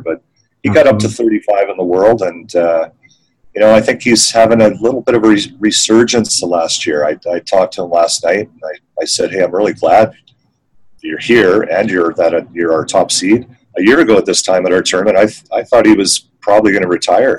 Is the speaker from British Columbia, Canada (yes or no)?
yes; Victoria, British Columbia, Canada; moved away as an adult; also born or lived in Vancouver; now in Calgary, Canada; I grew up in Victoria